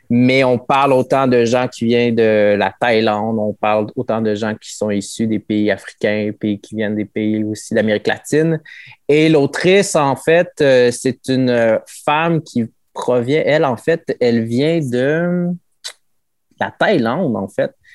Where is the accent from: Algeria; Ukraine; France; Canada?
Canada; Quebec; also born or lived in Mexico; je suis euh, une personne qui a été adoptée par une famille québécoise et mon pays d'origine est le Mexique